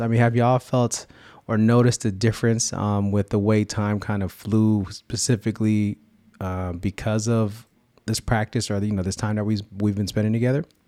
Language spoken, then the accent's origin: English; California, United States; sharing our faith experience growing up in the seven oh seven and beyond.